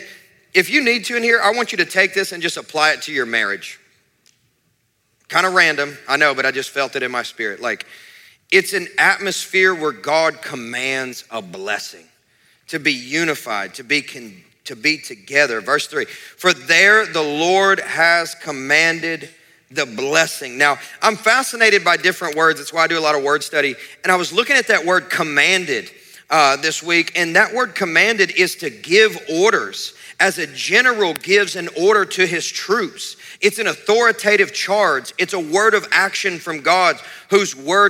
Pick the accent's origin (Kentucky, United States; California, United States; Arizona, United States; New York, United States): Kentucky, United States; I grew up in Kentucky where people didn't drink water, they just drank Mountain Dew